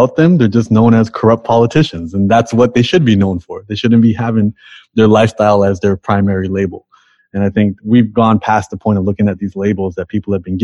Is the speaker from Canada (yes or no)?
yes; Toronto, Ontario, Canada; I'm from Toronto and you know, Toronto is just like the most diverse multicultural place in the world